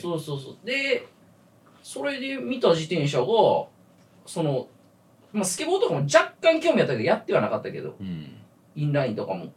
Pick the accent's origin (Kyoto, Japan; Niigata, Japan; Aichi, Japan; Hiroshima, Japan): Kyoto, Japan; now in Tokyo, Japan; 俺が京都から来た